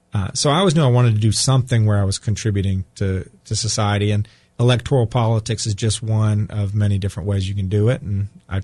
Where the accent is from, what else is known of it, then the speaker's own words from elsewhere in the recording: Chapel Hill, North Carolina, United States; also born or lived in New Hampshire / Africa / Raleigh, North Carolina; I grew up in, I dare say, at Chapel Hill. I didn't go to UNC, but I grew up in Chapel Hill, went through high school there.